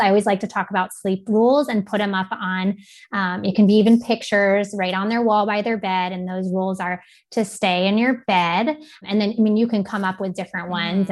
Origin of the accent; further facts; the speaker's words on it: Gulf Coast of Florida, United States; also born or lived in Austin, Texas; now in Rochester, United States; I grew up in the Gulf Coast of Florida